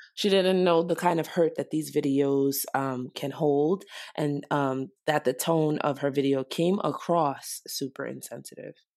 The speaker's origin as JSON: {"language": "English", "country": "Nigeria", "said": "I'm Nigerian"}